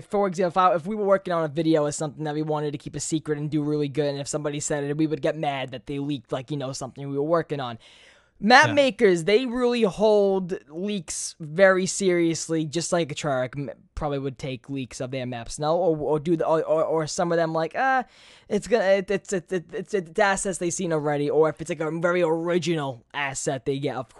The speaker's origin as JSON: {"language": "English", "region": "New York", "country": "United States", "said": "I am from New York."}